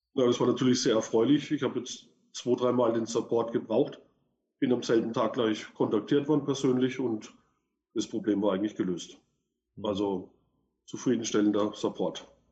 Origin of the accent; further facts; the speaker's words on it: Würzburg, Bavaria, Germany; ich komme aus Würzburg